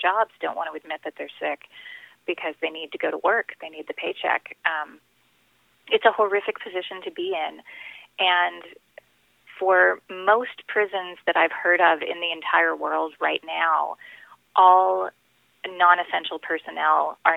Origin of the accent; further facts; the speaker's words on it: El Paso, Texas, United States; moved away as an adult; also born or lived in Michigan; now in Ann Arbor, United States; My Spanish is pretty decent because I grew up in El Paso